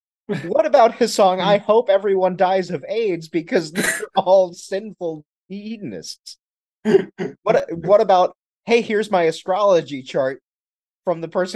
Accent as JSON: {"language": "English", "town": "Canton", "region": "Ohio", "country": "United States", "tie": "born or raised there", "also_born_or_lived": "Texas", "said": "Though I was born in Texas, my earliest memories and most of my happiest childhood memories were from Maslin in Canton, Ohio."}